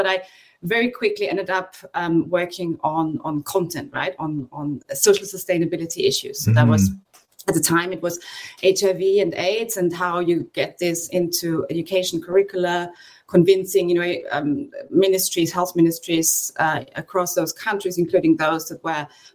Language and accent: English; Austria; also born or lived in Australia / Bangkok; I'm from Austria